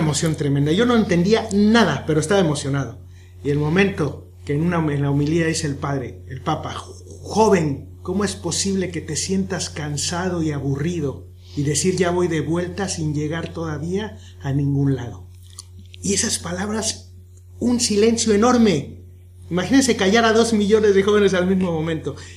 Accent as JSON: {"language": "Spanish", "country": "Mexico", "said": "Soy de México"}